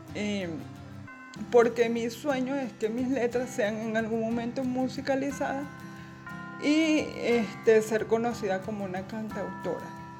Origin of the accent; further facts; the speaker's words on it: Carora, Lara, Venezuela; soy de Carora, Estado Lara, Venezuela